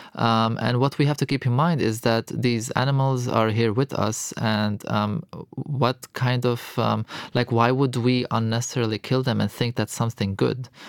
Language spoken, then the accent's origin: English; Lebanon; moved away as an adult; also born or lived in Europe; I'm born and raised in Lebanon. Um, so I am Lebanese